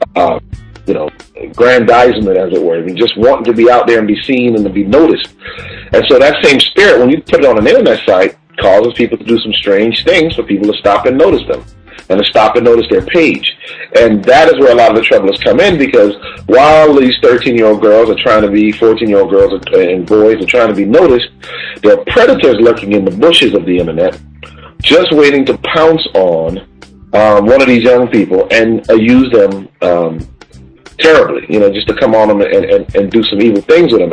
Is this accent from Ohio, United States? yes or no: no; Connecticut, United States; my home state of Connecticut